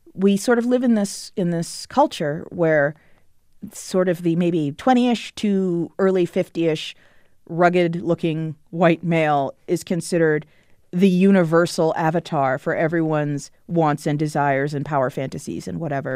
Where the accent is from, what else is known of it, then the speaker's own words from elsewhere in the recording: Potomac, Maryland, United States; I grew up in Potomac, Maryland, which is a suburb of Washington, D C